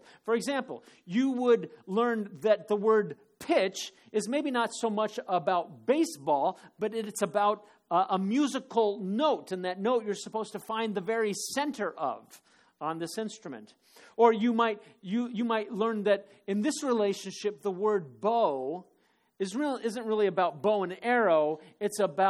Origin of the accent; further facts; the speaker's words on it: Phoenix, Arizona, United States; moved away; when I was growing up in Phoenix